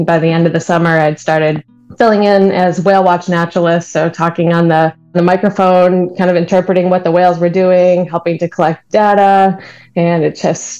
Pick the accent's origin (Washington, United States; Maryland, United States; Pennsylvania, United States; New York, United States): New York, United States; I grew up on Lake Ontario, though, with parents and grandparents that were avid boaters and just loved always being on the water